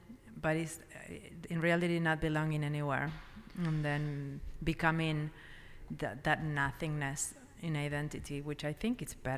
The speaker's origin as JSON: {"language": "English", "country": "Uruguay", "moved": "yes", "lives_now": "United States", "said": "And I have an accent, so people don't treat me like an American ever. But my compatriotas, you know, my people, didn't treat me like I was Uruguayan either"}